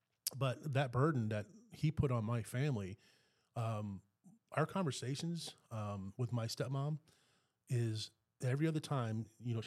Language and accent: English; Maryland, United States; moved away; I grew up in Maryland too, and my childhood home